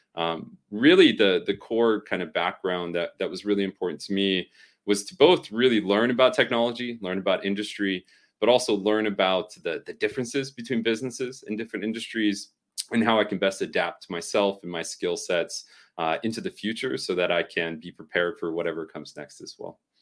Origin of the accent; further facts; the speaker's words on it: Southern California, United States; growing up in Southern California in the early 2000s